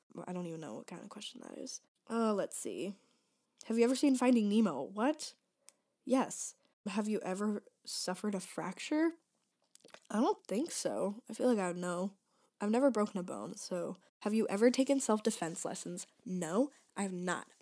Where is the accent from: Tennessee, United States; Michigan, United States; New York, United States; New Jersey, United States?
Michigan, United States; moved away as an adult; now in Chicago, United States; I go to DePaul University in Chicago, but I'm from Michigan.